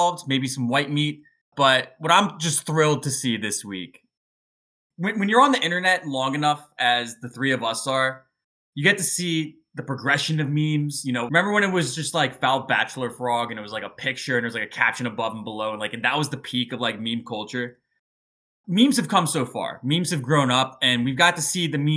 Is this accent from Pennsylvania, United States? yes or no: yes; Philadelphia, Pennsylvania, United States; as a Philadelphian